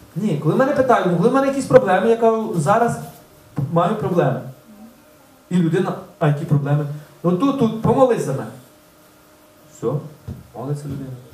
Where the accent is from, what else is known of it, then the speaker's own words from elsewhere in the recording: Ulychne, Ukraine; moved away; З Улишна, з мого рідного села